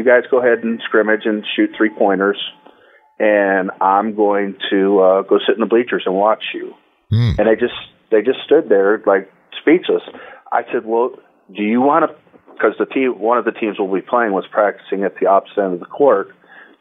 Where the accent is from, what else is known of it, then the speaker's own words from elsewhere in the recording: Detroit, Michigan, United States; I grew up in Detroit, Michigan, a child of the 60s